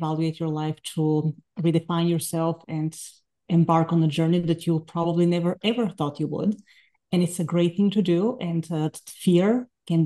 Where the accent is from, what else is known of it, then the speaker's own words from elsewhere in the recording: Bulgaria; moved away as an adult; now in United States; I'm from Bulgaria originally. I came to the States in 2000 to earn my master's and doctoral degrees in violin